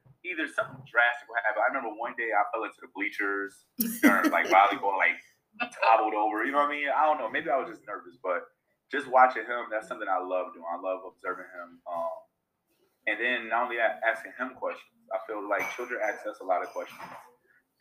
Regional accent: Rochester, New York, United States; I am born and raised in Rochester. Proud teacher of Rochester City School District

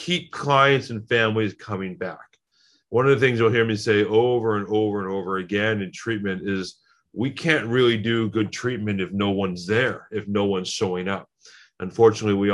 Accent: Glen Ellyn, Illinois, United States; moved away as an adult; now in Los Angeles, United States; I was born in Chicago, in the suburbs of Chicago, in a town called Glen Ellen. I went to high school out there

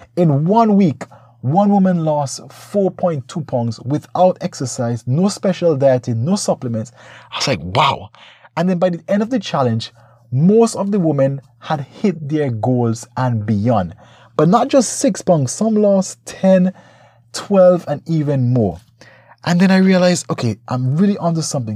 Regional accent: St. Vincent & Grenadines; my home country, Saint Vincent

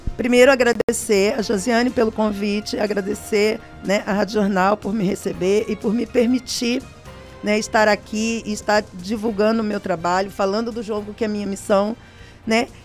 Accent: Barra do Piraí, Rio de Janeiro, Brazil; moved away; also born or lived in São Paulo; Eu venho do estado do Rio de Janeiro, uma cidade chamada Barra do Piraí, que é o meu lugar

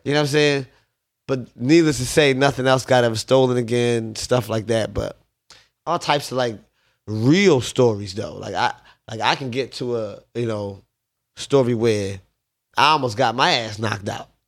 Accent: Paulsboro, New Jersey, United States; also born or lived in Southwest Philadelphia, Pennsylvania / West Philadelphia, Pennsylvania; Grew up, uh, West Philly slash Paulsboro, New Jersey.

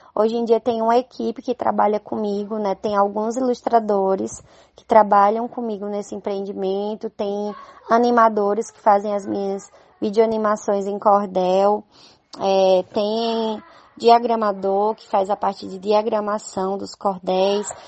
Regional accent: Campina Grande, Paraíba, Brazil; accent: Northeastern (nordestino); quanto ao meu sotaque, que ele é bem característico, né, aqui do Nordeste

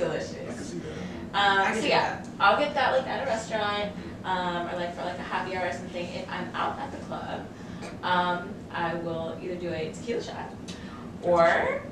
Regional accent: Jacksonville, Florida, United States; now in Washington, DC, United States; I'm an event planner here in DC. I'm from Jacksonville, Florida.

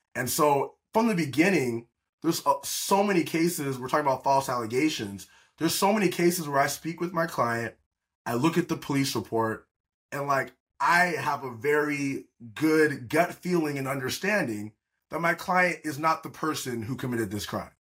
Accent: Atlanta, Georgia, United States; moved away as an adult; also born or lived in Auburn, Alabama / Malibu, California; now in California, United States; I was raised in Atlanta, Georgia.

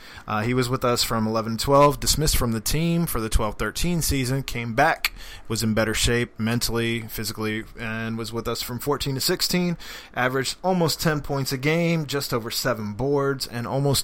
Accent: Maryland, United States; Yeah, I was born in Maryland.

